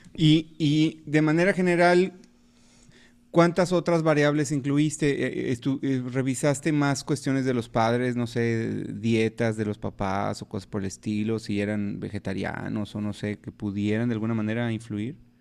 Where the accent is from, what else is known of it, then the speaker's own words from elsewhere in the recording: Mexico; los que somos de México